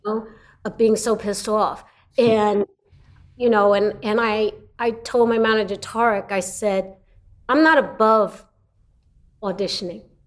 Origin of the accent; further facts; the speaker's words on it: New York City, New York, United States; moved away as an adult; also born or lived in Los Angeles; I come from Brooklyn, New York.